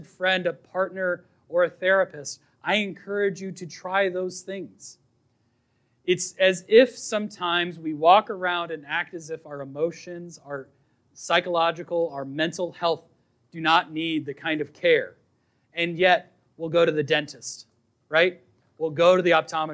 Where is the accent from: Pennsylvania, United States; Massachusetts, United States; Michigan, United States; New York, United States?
Massachusetts, United States; Boston; I was raised in Boston